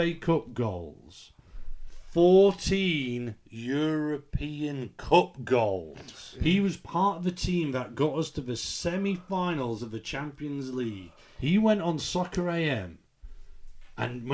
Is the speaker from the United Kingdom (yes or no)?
yes; Leeds, Yorkshire and the Humber, United Kingdom; moved away; That is where we are from before we disbanded across the UK. We were born and bred.